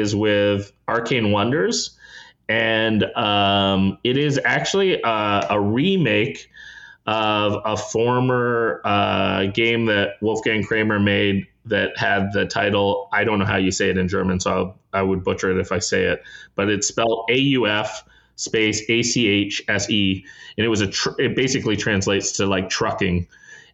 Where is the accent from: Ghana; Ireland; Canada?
Canada; as a Canadian